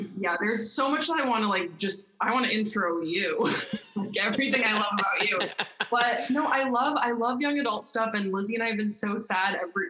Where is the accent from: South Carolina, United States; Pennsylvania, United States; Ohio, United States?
South Carolina, United States; born there; also born or lived in Delaware / Belgium; Yeah, so I was born in South Carolina, and my dad was a Navy chaplain